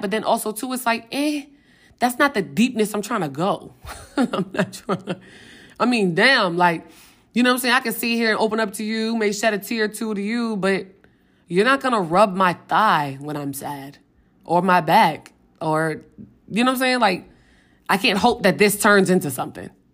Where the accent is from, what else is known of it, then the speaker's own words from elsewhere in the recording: Richmond, Virginia, United States; moved away as an adult; now in Atlanta, United States; I'm from Richmond, Virginia. I moved to Atlanta